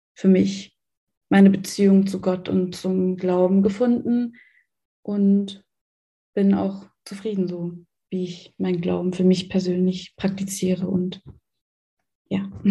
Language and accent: German; Germany; Ich bin in Deutschland geboren und aufgewachsen